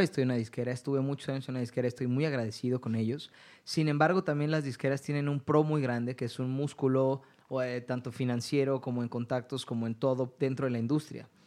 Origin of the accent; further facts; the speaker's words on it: Mexico; Yo soy mexicano, vivo en México, me desarrollo en México